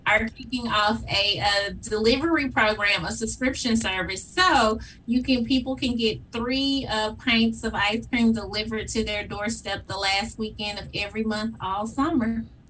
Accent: Memphis, Tennessee, United States; I am a proud graduate of Whitehaven High School, mm-hmm. and um, I have lived in Whitehaven most of my life

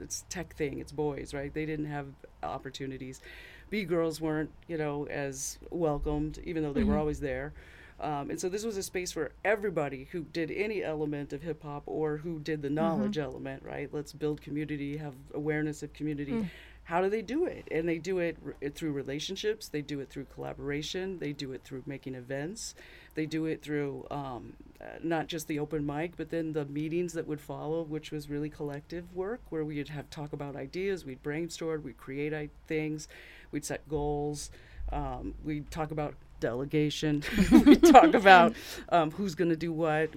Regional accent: San Francisco Bay Area, East Bay, California, United States; now in Michigan, United States; I grew up in the San Francisco Bay Area, the mm-hmm. East Bay, where Oakland was

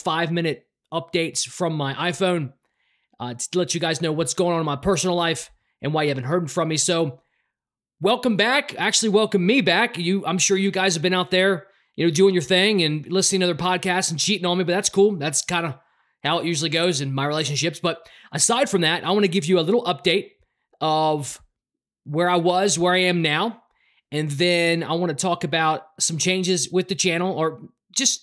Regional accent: Baltimore, Maryland, United States; also born or lived in Raleigh, North Carolina; now in Denver, United States; I'm from Baltimore, Maryland.

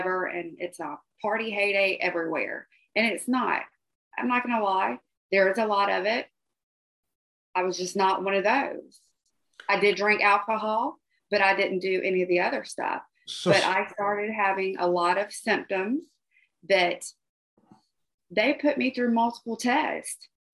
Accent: Georgia, United States; Growing up in Georgia

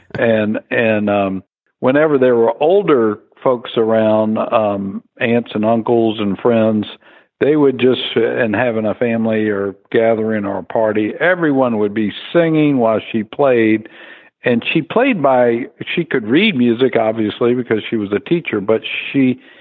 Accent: South Carolina, United States; also born or lived in Washington, D.C.; growing up in South Carolina at the time

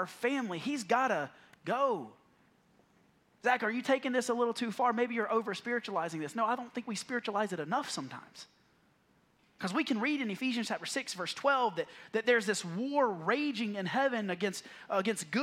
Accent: the South, United States; I grew up in the South

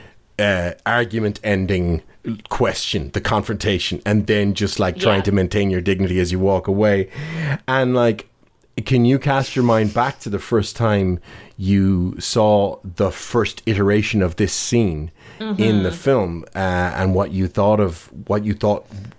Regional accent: Galway, Connacht, Ireland; accent: Dublin; now in Dublin, Ireland; I came from Galway and moved to Dublin. I was living there for 20 years and I just picked up the accent just because I'm an accent sponge. So I still have quite a Dublin accent now

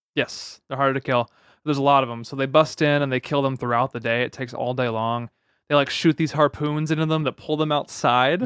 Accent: United States; that's being American

